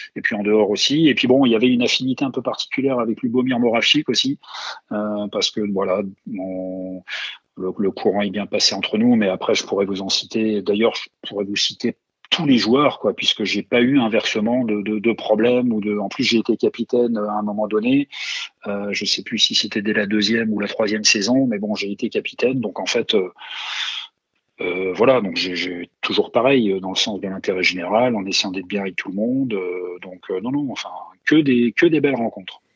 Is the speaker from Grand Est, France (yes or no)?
yes; Hayange, Grand Est, France; moved away; also born or lived in Saint-Étienne; je suis né à Hayange, dans le bassin sidérurgique euh, mosellan